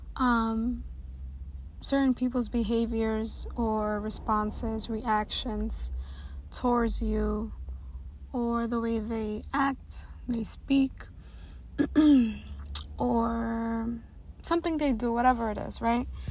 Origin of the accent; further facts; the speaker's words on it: New York City, New York, United States; I'm a young, proud, first generation Latina born and raised in Washington Heights